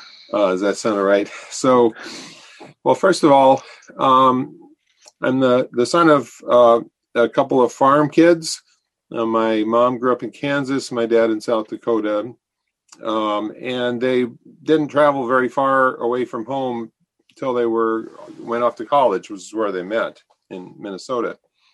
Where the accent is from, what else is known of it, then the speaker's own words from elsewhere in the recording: Central Visayas, Philippines; I was growing up in the Philippines. We lived in the island of Cebu, a very small town about 1,000 people.